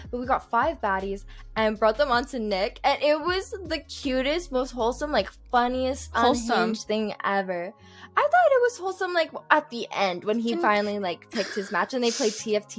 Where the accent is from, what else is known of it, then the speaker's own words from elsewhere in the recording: Calgary, Alberta, Canada; my city I'm from. Okay, people know I'm from Calgary. It's very small. It's very, very small.